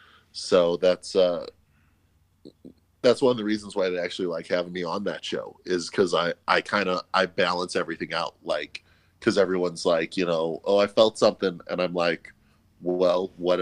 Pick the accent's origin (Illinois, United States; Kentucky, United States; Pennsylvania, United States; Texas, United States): Illinois, United States; Orland Park; I grew up and was born and raised in Orland Park, Illinois. It's in the southwest suburbs of Chicago.